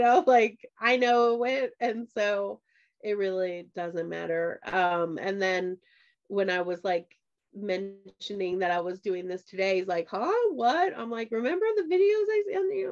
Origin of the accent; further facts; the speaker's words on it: Midwest, United States; I grew up in the Midwest